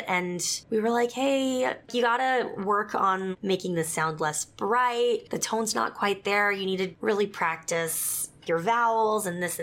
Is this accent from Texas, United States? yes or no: yes; South Texas, United States; moved away; also born or lived in Utah; I grew up in South Texas